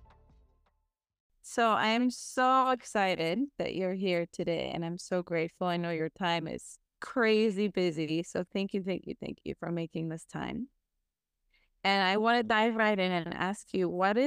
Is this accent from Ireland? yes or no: no; Israel; I'm a fellow Israeli